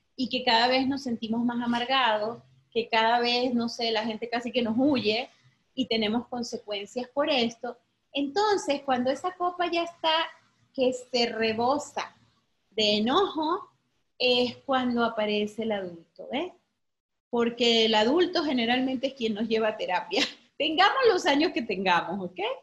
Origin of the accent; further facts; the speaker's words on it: Venezuela; moved away as an adult; now in Mexico; porque soy venezolana, ¿sí? Soy de Venezuela